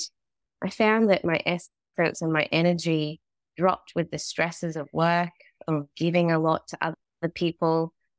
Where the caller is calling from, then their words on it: Australia; I'm tuning in from Australia.